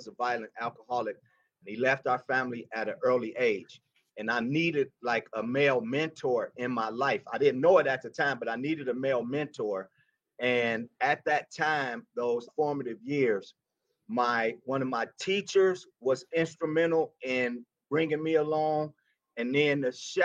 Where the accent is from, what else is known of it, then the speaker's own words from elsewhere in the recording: Detroit, Michigan, United States; moved away as an adult; now in Colorado, United States; I was born and raised in Detroit